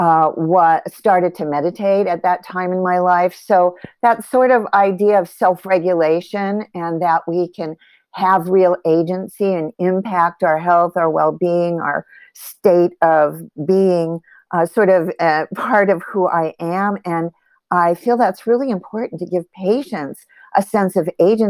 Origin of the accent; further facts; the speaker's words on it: Los Angeles, California, United States; I grew up in Los Angeles